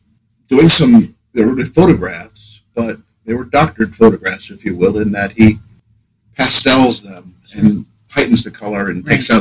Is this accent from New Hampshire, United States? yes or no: yes; Manchester, New Hampshire, United States; moved away as an adult; also born or lived in Boston, Massachusetts / Columbus, Ohio / Wilmington, Delaware / Chadds Ford, Pennsylvania; now in Rye, New Hampshire, United States; Yeah, I'm originally from Manchester. I grew up there.